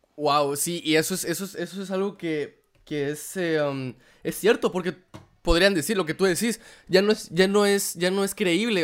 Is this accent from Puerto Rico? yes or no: no; Guatemala; moved away; como cualquier guatemalteco